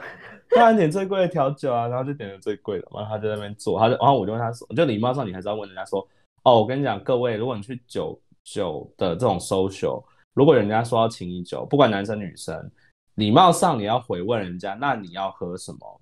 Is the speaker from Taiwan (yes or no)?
yes; Taiwan; moved away; also born or lived in United States; 我是台湾人，但我之前在美国